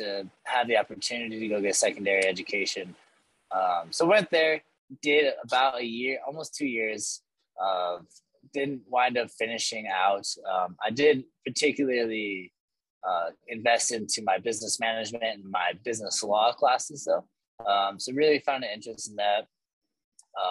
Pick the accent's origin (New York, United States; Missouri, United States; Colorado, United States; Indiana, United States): Colorado, United States; Bayfield; I am from Southwest Colorado, a small little town outside of Durango called Bayfield. So I went to Bayfield High School there